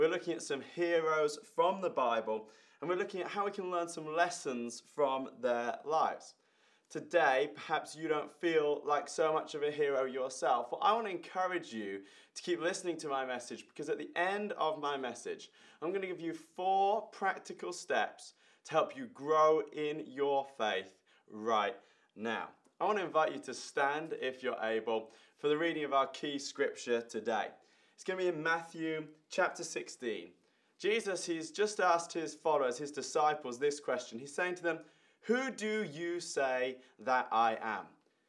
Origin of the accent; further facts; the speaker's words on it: Ireland; I remember when I was 11 years old, I was growing up in Ireland.